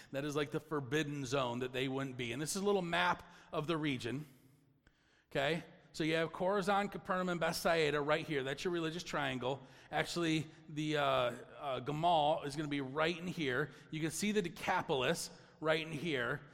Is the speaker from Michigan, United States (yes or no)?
yes; Michigan, United States; we're from Michigan